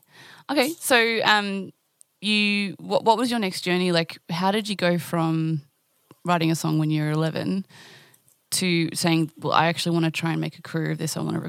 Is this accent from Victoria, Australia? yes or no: yes; East Gippsland, Victoria, Australia; I come from East Gippsland, but I have a lot of family in the Ringwood area